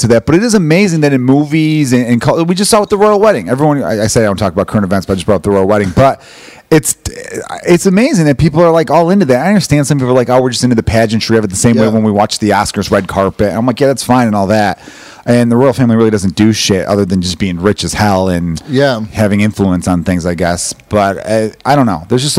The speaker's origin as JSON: {"language": "English", "country": "Ireland", "said": "obviously, being Irish, you like to go back and forth and bust each other's balls"}